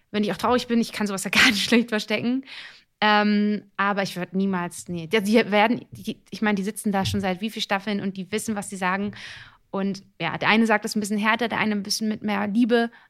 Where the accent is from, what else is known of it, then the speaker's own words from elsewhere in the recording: Italy; ich bin Italiener, wir machen, wir sind sehr körperlich.